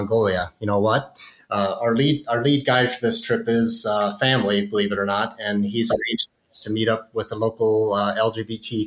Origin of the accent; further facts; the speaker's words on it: South Dakota, United States; my home state of South Dakota